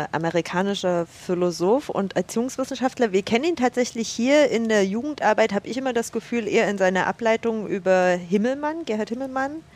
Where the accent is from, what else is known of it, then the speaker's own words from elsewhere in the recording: Saxony, Germany; Ich ähm, genau, bin aufgewachsen in einem Dorf bei Chemnitz, so ein knappes Vorwendekind, 87 geboren.